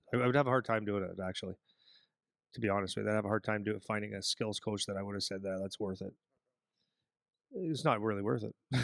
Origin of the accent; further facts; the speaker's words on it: Sudbury, Ontario, Canada; moved away as an adult; now in Windsor, Canada; I come from Sudbury, Ontario.